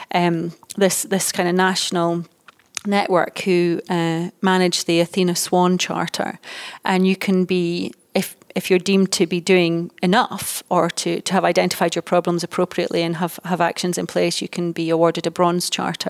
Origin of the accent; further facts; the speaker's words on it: Dundee, Scotland, United Kingdom; moved away as an adult; also born or lived in United States; I was born in Dundee, and although I've worked all over the world, I'm now based in Dundee